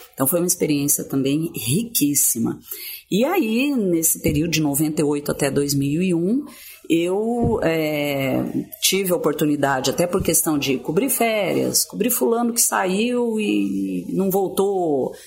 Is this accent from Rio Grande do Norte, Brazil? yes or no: no; Ponta Grossa, Paraná, Brazil; moved away as an adult; also born or lived in Gurupi, Tocantins; now in Palmas, Brazil; Ponta Grossa, no Paraná, que é onde é, de onde eu vim, onde eu me criei